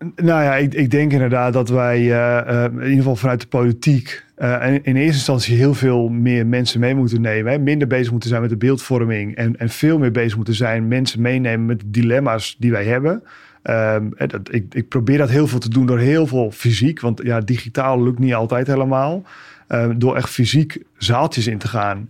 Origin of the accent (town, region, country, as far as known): Netherlands